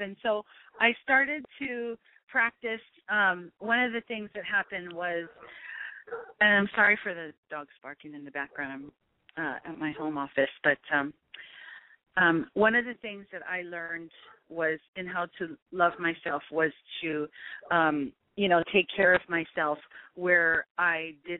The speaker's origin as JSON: {"language": "English", "region": "Hawaii", "country": "United States", "tie": "born or raised there", "said": "And particularly for me and growing up in Hawaii, we were never taught to, like, you know, love ourselves or hug ourselves."}